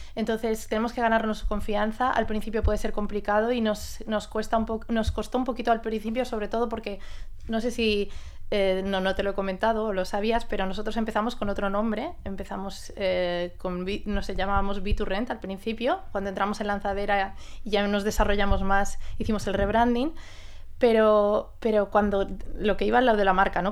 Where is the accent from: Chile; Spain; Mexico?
Spain; Mallorca, Balearic Islands; Vengo de Mallorca, que es mi casa